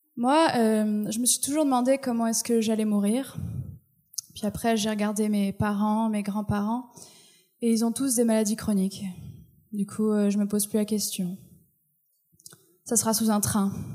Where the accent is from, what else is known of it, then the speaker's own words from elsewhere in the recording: France; moved away as an adult; now in Quebec, Canada; Je suis française et j'essaye de m'intégrer